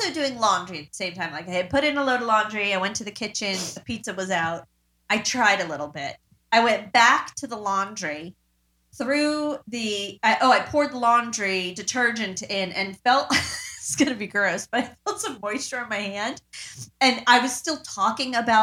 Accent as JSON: {"language": "English", "region": "New York", "country": "United States", "said": "I am from New York and a diehard New York pizza person."}